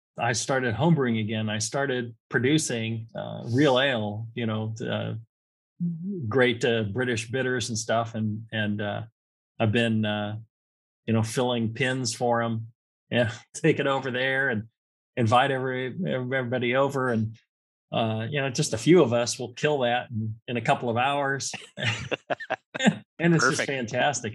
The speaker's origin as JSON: {"language": "English", "region": "California", "country": "United States", "said": "I'm from California"}